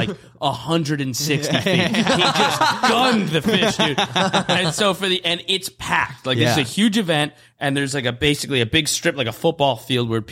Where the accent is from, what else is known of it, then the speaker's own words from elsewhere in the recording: New York, United States; moved away; also born or lived in Florida; I'm from New York